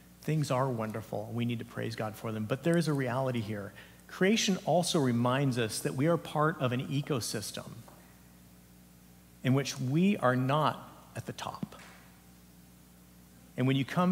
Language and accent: English; Santa Cruz Mountains, California, United States; I grew up in the Santa Cruz Mountains area